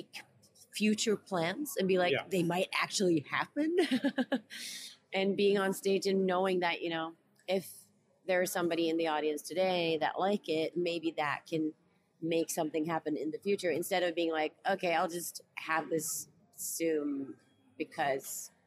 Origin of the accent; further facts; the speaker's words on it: Norway; first language Norwegian; English is a second language; I'm from Norway